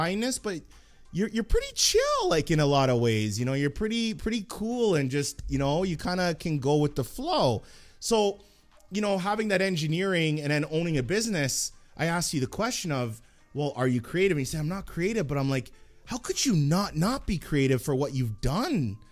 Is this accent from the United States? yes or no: no; Edmonton, Alberta, Canada; I grew up in Edmonton and Millwoods